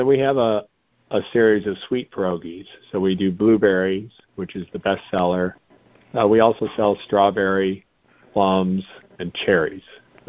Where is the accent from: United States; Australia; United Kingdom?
United States; Midwest; I grew up in the Midwest